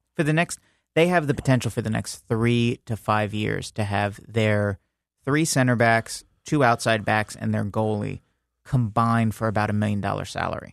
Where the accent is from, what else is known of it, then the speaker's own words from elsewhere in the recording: New York, United States; moved away; growing up in New York, my f, um, my family's Italian.